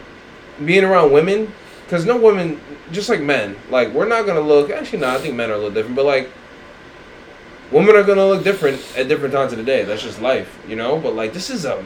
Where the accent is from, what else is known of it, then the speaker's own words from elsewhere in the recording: New York City, New York, United States; I'm from Queens